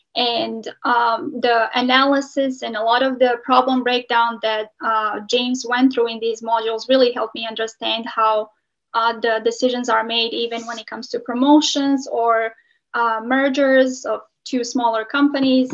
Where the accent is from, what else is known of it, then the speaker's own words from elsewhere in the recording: Montenegro; also born or lived in Chicago, United States; now in Michigan, United States; I'm originally from Montenegro.